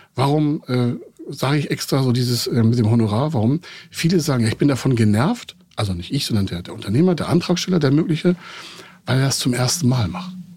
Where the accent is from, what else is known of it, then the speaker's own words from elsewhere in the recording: Heide, Schleswig-Holstein, Germany; in dem Ort, wo ich groß geworden bin, Heide-Holstein